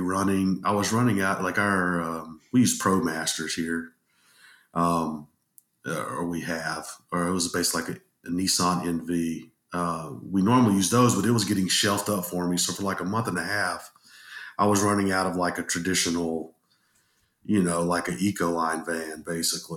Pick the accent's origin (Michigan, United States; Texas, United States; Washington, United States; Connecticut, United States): Texas, United States; Dallas; also born or lived in Columbia, Missouri; now in Arkansas, United States; I'm from Dallas, Texas originally